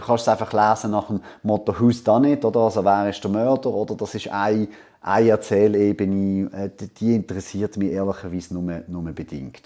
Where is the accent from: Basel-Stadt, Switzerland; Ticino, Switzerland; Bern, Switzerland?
Basel-Stadt, Switzerland; Basel; ich bin in Basel aufgewachsen